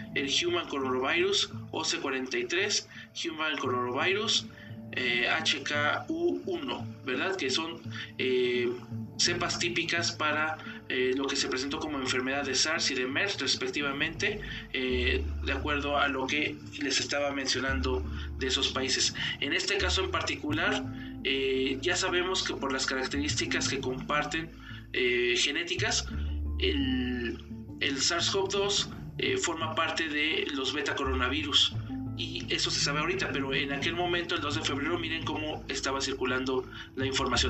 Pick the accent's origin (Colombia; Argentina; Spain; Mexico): Mexico; en mi país, en México